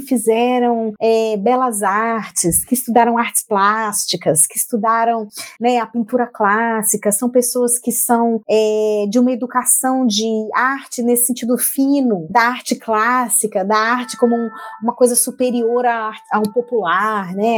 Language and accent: Portuguese; Brazil; moved away as an adult; also born or lived in Portugal / France; eu tô há dois anos fora do Brasil